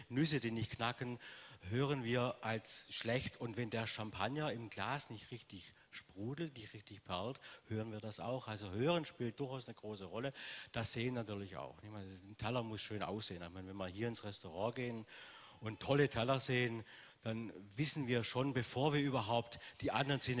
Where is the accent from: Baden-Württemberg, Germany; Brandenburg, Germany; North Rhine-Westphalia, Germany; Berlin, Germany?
Baden-Württemberg, Germany; Äh, ich habe irgendwann mal Deutsch gelernt, obwohl man das, ich immer noch aus dem Schwabenland komme. Es ist immer so, so kein richtiges Deutsch.